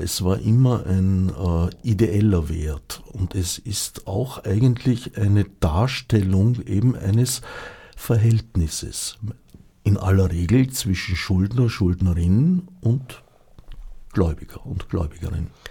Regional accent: Austria; also born or lived in Switzerland; indem ich eine Zeit lang als Österreicher in der Schweiz

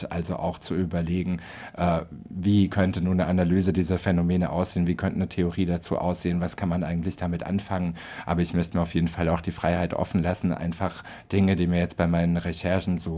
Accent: Frankfurt, Hesse, Germany; Und äh, ich bin ja aus Frankfurt und halte das deshalb natürlich mit Adorno

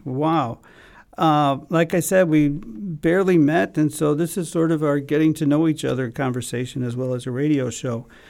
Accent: Chicago, Illinois, United States; we're both from Chicago

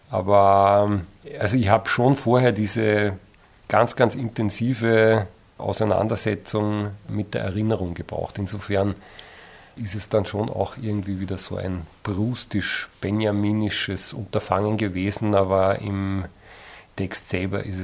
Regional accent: Eferding, Upper Austria, Austria; Also ich komme aus Everding und das taucht vielleicht in der Beschäftigung eines jeden Autors irgendwann einmal auf

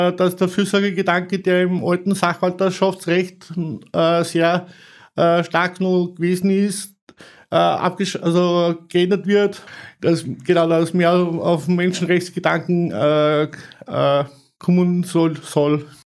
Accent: Salzburg, Austria; bei uns in Salzburg

